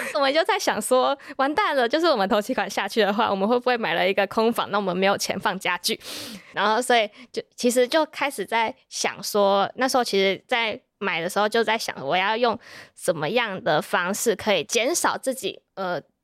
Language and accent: Chinese; Taipei, Taiwan; moved away as an adult; now in Chiayi, Taiwan; 我们其实从小就是搬到就搬到台北